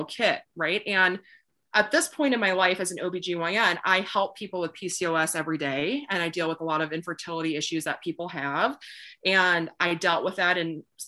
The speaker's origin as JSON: {"language": "English", "region": "Wisconsin", "country": "United States", "tie": "born or raised there", "moved": "yes", "said": "I grew up in Wisconsin, kind of in the middle of nowhere a little bit"}